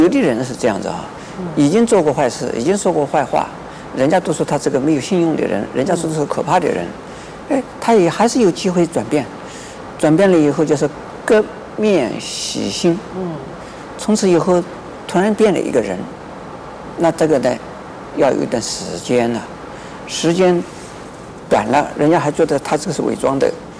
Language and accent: Chinese; China; 我们中国人呢，不是种族歧视，嗯，而是呢，乡土歧视。